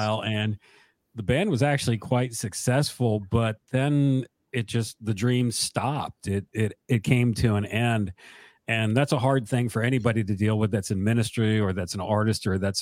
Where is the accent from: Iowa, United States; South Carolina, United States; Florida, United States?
South Carolina, United States; I'm from South Carolina